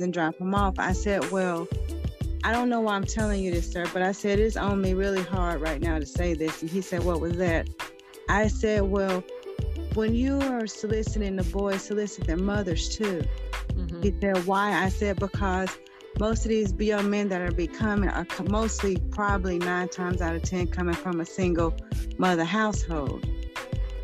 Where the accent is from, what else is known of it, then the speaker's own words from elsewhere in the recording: Winston-Salem, North Carolina, United States; I'm from Winston-Salem, North Carolina